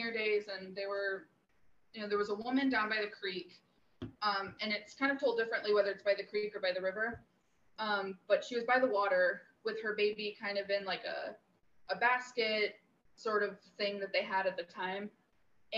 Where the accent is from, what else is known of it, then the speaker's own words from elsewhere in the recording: Crocker, Missouri, United States; I'm from Missouri, central southern Missouri, near Crocker, Missouri.